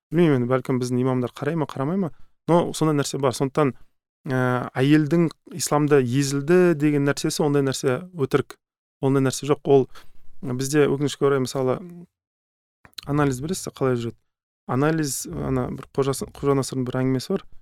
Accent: Kazakhstan; біз қазақ халқының мысалы ыыы қырсық деген мінезі бар

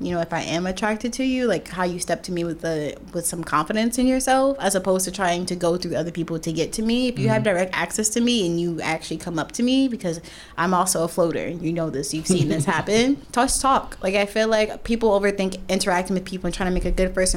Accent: Newark, New Jersey, United States; moved away as an adult; now in Brooklyn, United States; I'm from brick city. Nah, I'm from New Jersey

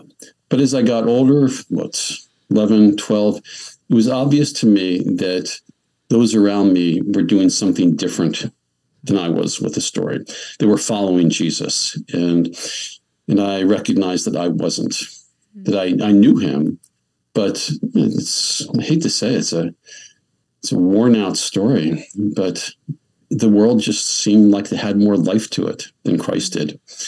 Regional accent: Pennsylvania, United States; I grew up, 4 miles from where I am presently.

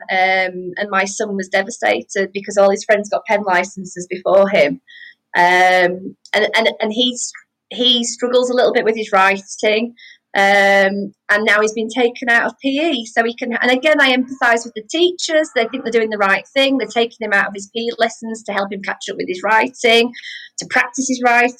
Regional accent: Wakefield, Yorkshire and the Humber, United Kingdom; moved away as an adult; also born or lived in Nottingham; We moved from Nottingham back up to Wakefield because of my husband's job before we got married.

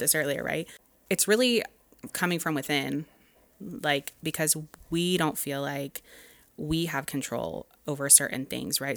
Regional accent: Dallas, Texas, United States; now in Los Angeles, United States; I'm from Dallas

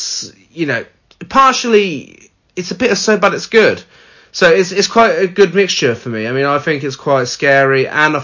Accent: United Kingdom; we're British

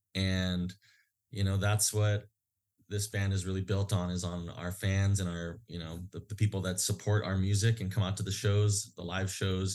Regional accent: Hawaii, United States; places that we grew up in Hawaii

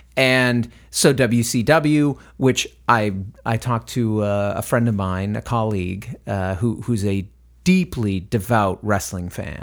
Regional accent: Northeast, United States; now in South Texas, United States; I'm from the Northeast

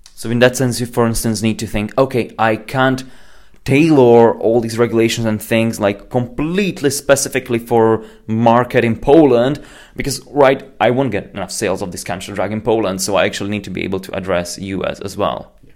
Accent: Slovakia; I'm from Slovakia

